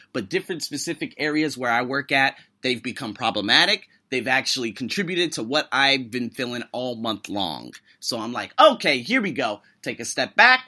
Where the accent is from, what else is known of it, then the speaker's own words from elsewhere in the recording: United States; I am an American with a number, probably a half dozen plus heritages